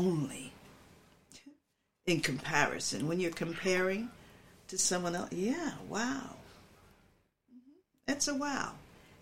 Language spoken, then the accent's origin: English; Philadelphia, Pennsylvania, United States; also born or lived in Willow Grove, Pennsylvania; when I moved with my mother from Willow Grove with my uncle, my aunt and uncle, with my mother when she bought a house on 18th Street in Philadelphia